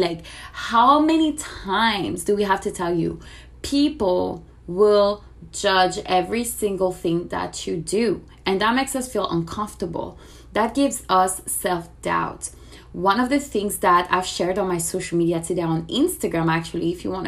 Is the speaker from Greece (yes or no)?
no; France; moved away as an adult; now in Miami, United States; I am originally from France. I moved to Miami about 4 years ago